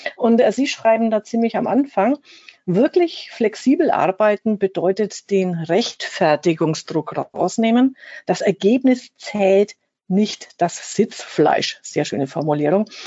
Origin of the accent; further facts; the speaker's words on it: Fürth, Bavaria, Germany; accent: Franconian rolled R; Ich bin ja aus Fürth. Wir werden und können hoffentlich heute so richtig schön das ähm, fränkische R mal rollen lassen